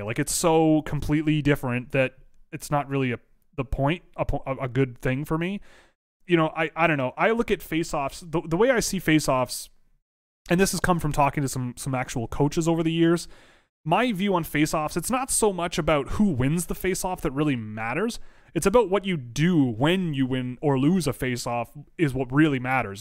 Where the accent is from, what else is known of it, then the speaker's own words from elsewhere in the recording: Canada; I'm Canadian